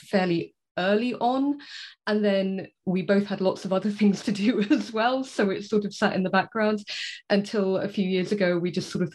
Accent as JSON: {"language": "English", "region": "South East England", "country": "United Kingdom", "tie": "born or raised there", "said": "I grew up in the southeast of England, sort of not so close to London"}